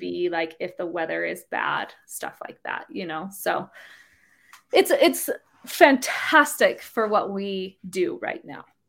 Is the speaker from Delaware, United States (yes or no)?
no; Utah, United States; I grew up here in Utah